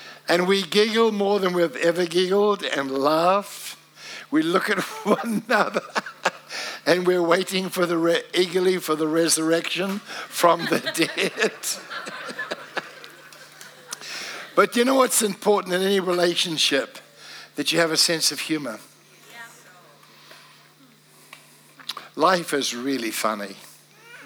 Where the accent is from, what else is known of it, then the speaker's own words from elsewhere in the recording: Wellington, New Zealand; moved away as an adult; also born or lived in Cardiff, Wales; But I was from New Zealand. Hello, how are you? Yeah, I'm from Wellington